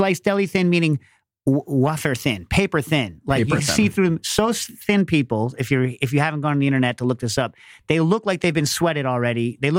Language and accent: English; New York, United States; because bag thievery, when I was growing up in New York, you didn't put your bag down.